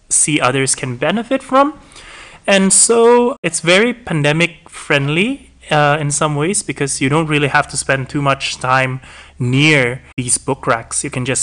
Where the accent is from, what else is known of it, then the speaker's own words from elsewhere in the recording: Indonesia; I'm from Indonesia